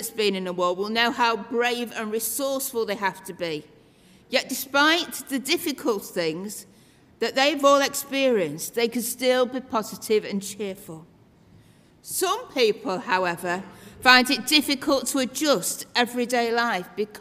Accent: Doncaster, Yorkshire and the Humber, United Kingdom; moved away; I'm originally from Yorkshire, from Doncaster

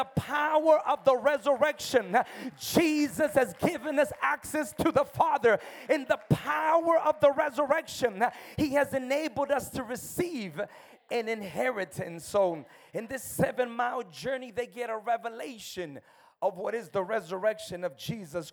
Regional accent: United States; also born or lived in El Salvador; I grew up in America

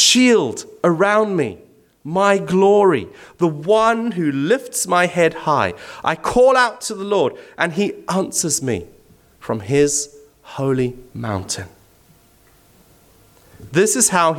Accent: Zimbabwe; moved away; I'm originally from Zimbabwe

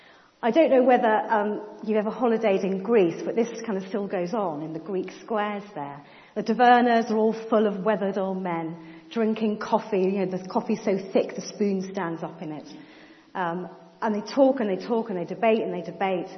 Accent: Cambridge, East of England, United Kingdom; When I was growing up in Cambridge

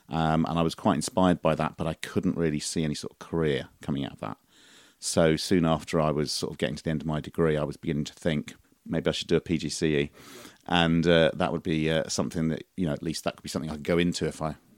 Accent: St Mary Cray, London, United Kingdom; also born or lived in Abbeywood; I was born in Abbeywood, but about the age of one, I moved to St. Mary Cray, which is very near Orpington. And I spent the first sort of 18 years of my life there.

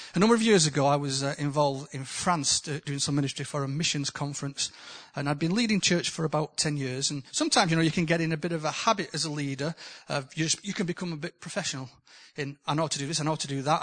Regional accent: the north of England, United Kingdom; accent: northern; my accent from the north.

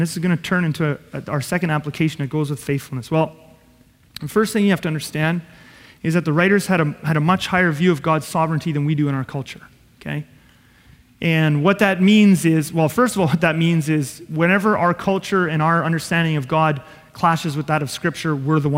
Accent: Southeast Manitoba, Canada; we come from Southeast Manitoba and you're a farmer

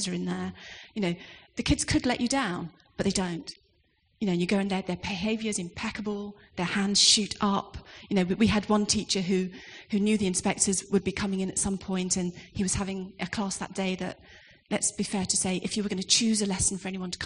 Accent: London, United Kingdom; I was born in West Ham

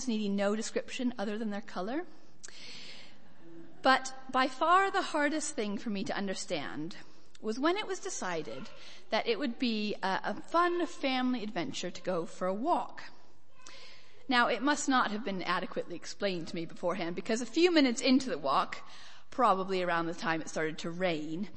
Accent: United States; From my accent, I grew up in America, although I do get a surprising number of punts for Scottish, Irish, and even West Country

